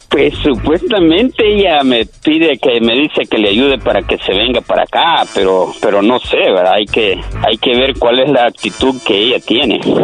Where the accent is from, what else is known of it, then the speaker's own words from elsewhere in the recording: El Salvador; yo soy de El Salvador